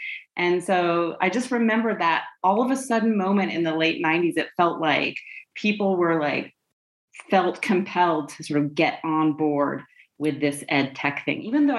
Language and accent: English; Wyoming, United States; moved away; also born or lived in England; I'm from Wyoming, but my mom is British. And when I was in fourth grade, for example, she decided that it would be fun for me if I went to live with my aunt and uncle in England for part of the year.